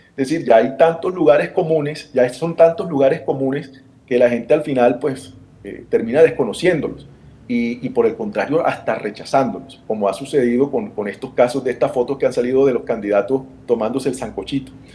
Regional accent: Barranquilla, Atlántico, Colombia; accent: Colombian Caribbean; Yo vengo de una ciudad, quizá no lo han notado por mi acento, en el Caribe colombiano

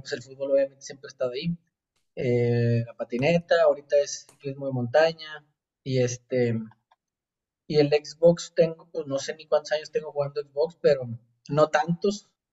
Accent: Monterrey, Nuevo León, Mexico; moved away as an adult; now in Austria; soy de Monterrey, me vine a Austria hace un año y medio

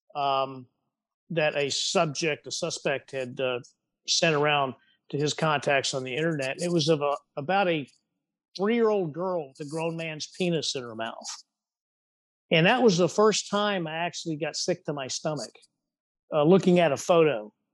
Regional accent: Texas, United States; also born or lived in California; my home state, you know, the great, mighty, and sovereign state of Texas

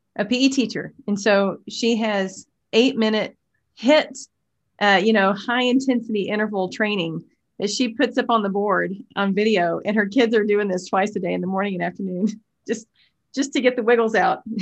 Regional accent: Tyler, Texas, United States; I'm from Texas, actually, grew up about two hours from Waco in a community called Tyler

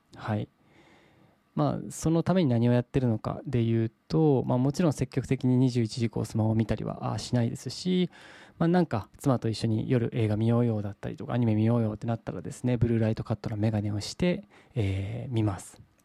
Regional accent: Saga, Japan; moved away; 地元の佐賀県に帰っておりまして

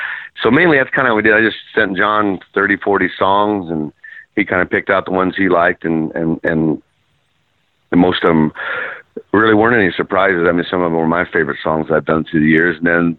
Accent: Jacksonville, United States; I'm from Jacksonville.

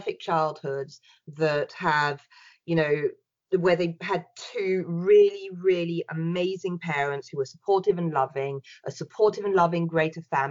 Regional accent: France; now in United Kingdom; I was brought up in France

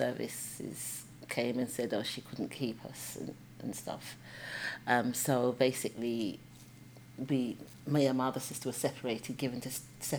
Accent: Wolverhampton, West Midlands, United Kingdom; especially in Wolverhampton, in my school, there were probably about four of us that are black children in my primary school.

